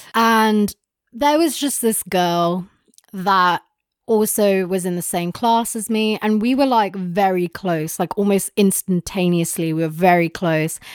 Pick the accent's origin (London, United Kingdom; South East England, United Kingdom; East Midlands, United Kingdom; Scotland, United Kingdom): London, United Kingdom; we grew up in London